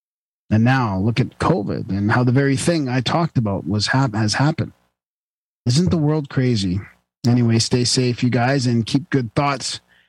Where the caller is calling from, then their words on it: Spokane, Washington, United States; I'm from Spokane, Washington.